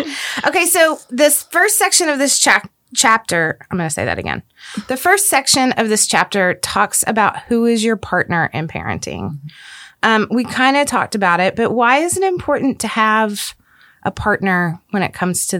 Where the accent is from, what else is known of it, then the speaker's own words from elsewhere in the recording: DFW Metroplex, Texas, United States; My husband and I grew up in the Metroplex. Both of our parents live here. All of our siblings live here.